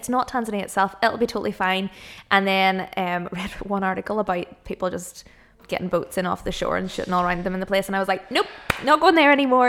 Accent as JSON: {"language": "English", "region": "Northern Ireland", "country": "United Kingdom", "said": "I think sometimes people from here, like, we're a wee bit like... Like, nobody's going to hurt us. We're from Northern Ireland."}